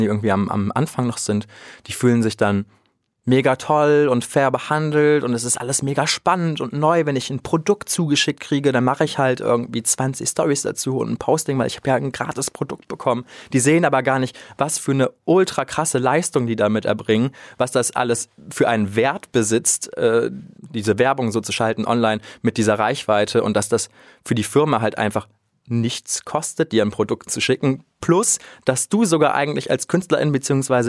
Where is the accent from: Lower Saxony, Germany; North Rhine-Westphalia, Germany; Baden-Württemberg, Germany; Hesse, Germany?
North Rhine-Westphalia, Germany; Krefeld; Ich bin ja in Krefeld auch groß geworden und aufgewachsen